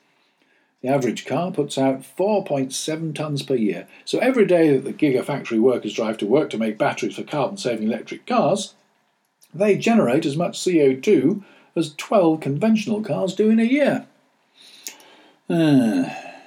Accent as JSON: {"language": "English", "country": "United Kingdom", "said": "we British"}